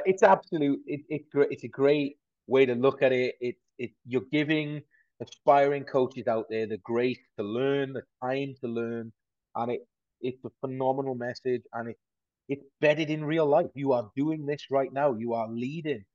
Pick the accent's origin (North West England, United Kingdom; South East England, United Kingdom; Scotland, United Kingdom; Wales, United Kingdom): Wales, United Kingdom; Aberystwyth; I'm a boy from Aberystwyth in South Wales